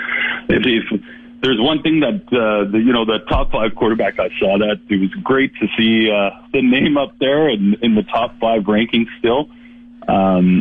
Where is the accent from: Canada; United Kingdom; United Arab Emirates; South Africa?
Canada; Regina, Saskatchewan; when I grew up in Regina